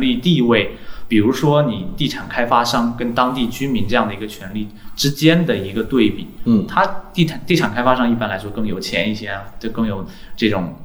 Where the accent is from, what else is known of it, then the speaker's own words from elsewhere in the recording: Xiamen, Fujian, China; moved away as an adult; now in Shanghai, China; 我是厦门人，嗯。然后在二零零七年的时候，嗯。就在我住的那个区